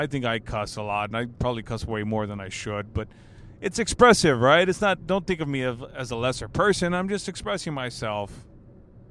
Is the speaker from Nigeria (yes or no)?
no; United States; I am proud to be an American, but I know that my ancestry ties into Mexico and Spain